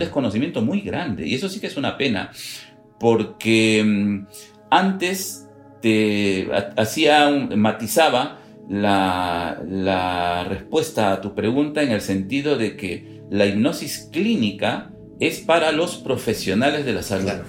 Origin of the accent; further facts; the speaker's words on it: Peru; nosotros somos peruanos de origen